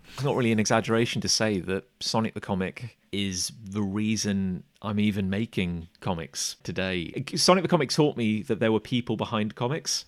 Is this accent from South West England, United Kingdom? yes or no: yes; Gloucester, South West England, United Kingdom; Growing up in Gloucester, I think we had a place called the Collector's Choice